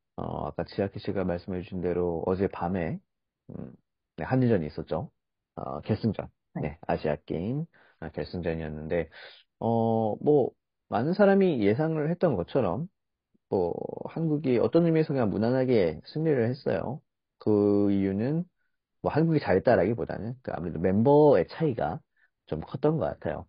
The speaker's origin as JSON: {"language": "Korean", "country": "South Korea", "said": "한국 사람 입장에서"}